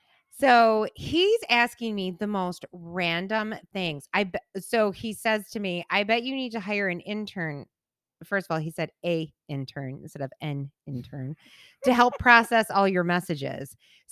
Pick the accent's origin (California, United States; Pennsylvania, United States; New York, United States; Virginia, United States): New York, United States; Buffalo; now in Northport, United States; They live in the same house I grew up in Buffalo. I live in Northport.